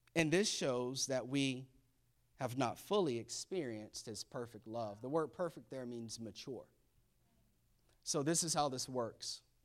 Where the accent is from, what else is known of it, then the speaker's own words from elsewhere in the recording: Florida, United States; I was born and raised in Florida